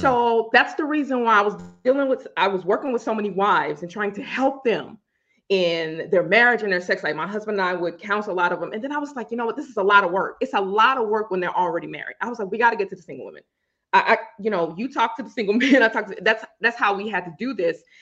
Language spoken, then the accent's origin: English; Louisiana, United States; I'm from Louisiana